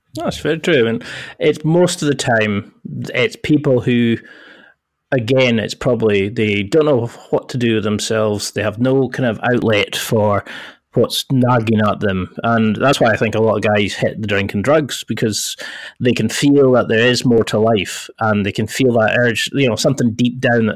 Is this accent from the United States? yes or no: no; Scotland, United Kingdom; accent: Scottish; I had a Scottish accent, and I thought I'm bloody from Scotland